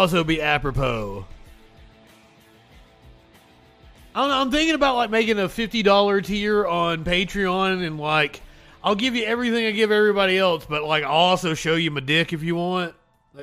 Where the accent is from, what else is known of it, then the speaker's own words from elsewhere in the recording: Appalachia, United States; as a Appalachian